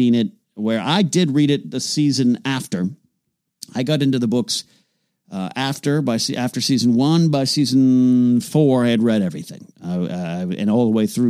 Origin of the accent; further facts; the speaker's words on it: Arroyo Grande, California, United States; moved away; I will be in Arroyo Grande, California, my hometown, my stomping grounds